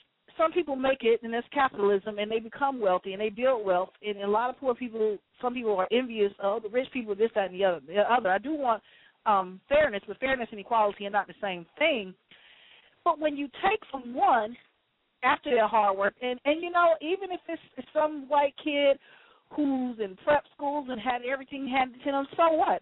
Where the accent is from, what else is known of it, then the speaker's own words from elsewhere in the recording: Atlanta, Georgia, United States; I was born and raised in Atlanta, and I grew up in a middle-class family